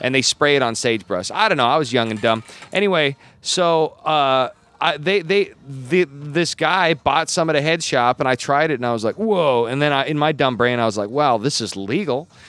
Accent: Gillette, Wyoming, United States; moved away as an adult; I was born in Gillette, Wyoming in in the late '80s

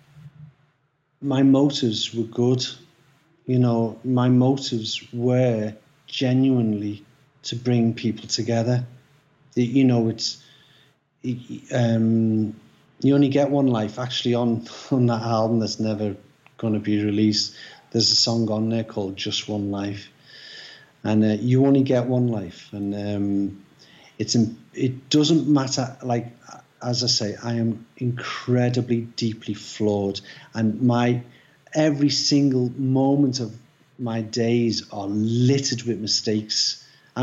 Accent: Liverpool, North West England, United Kingdom; I come from Liverpool

